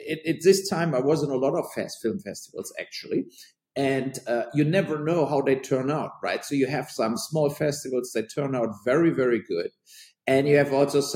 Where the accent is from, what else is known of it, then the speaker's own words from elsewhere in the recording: near Cologne, North Rhine-Westphalia, Germany; And then I started in Cologne, what is close to my hometown